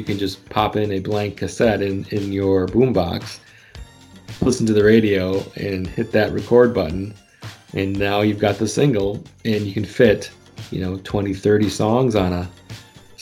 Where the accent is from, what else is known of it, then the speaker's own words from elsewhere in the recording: Wisconsin, United States; where I grew up in Wisconsin